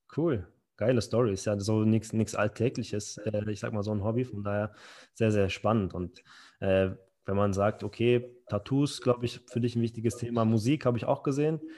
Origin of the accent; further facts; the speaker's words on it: Berlin, Germany; accent: Berliner Schnauze; mit meiner Berliner Schnauze